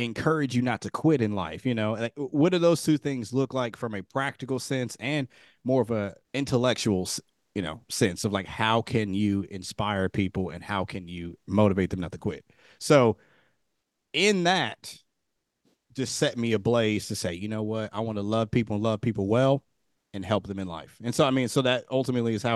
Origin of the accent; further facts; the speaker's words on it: Dayton, Ohio, United States; moved away as an adult; also born or lived in Kentucky / Texas; I was born and raised in Dayton, Ohio.